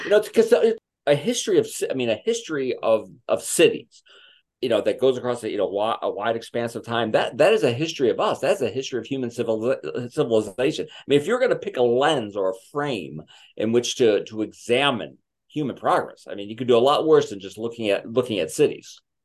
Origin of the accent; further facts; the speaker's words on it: Chicago, Illinois, United States; I'm from Chicago.